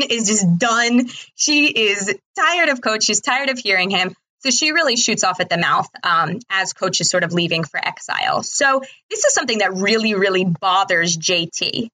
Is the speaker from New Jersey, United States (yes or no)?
yes; New Jersey, United States; I am from New Jersey